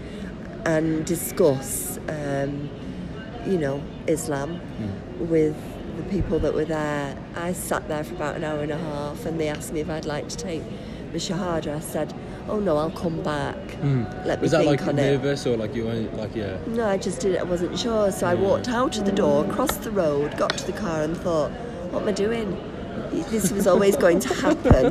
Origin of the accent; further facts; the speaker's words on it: Blackburn, North West England, United Kingdom; also born or lived in Warrington; I was brought up in Blackburn till I was 12 years old